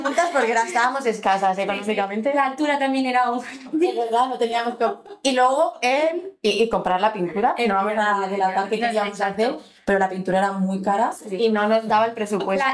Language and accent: Spanish; Alcorcón, Community of Madrid, Spain; nosotras crecimos en Alcorcón